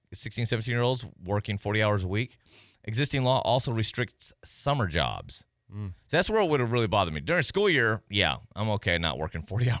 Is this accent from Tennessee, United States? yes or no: yes; Tennessee, United States; We're both from Tennessee.